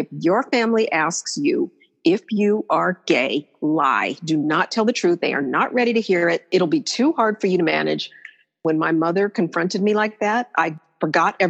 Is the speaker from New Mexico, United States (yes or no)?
no; Denver, Colorado, United States; moved away as an adult; also born or lived in Boulder, Colorado / New York City; I lived not far from where I grew up in Denver